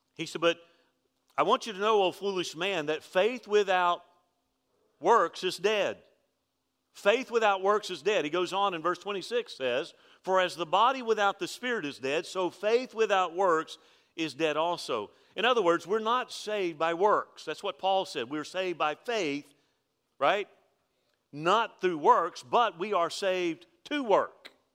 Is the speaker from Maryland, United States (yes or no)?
no; Alabama, United States; I'm from Alabama.